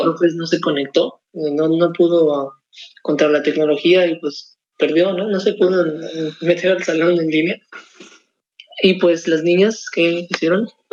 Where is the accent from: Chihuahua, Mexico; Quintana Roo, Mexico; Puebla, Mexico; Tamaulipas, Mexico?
Tamaulipas, Mexico; Ciudad Victoria; born or raised there; moved away as an adult; now in San Luis Potosí, Mexico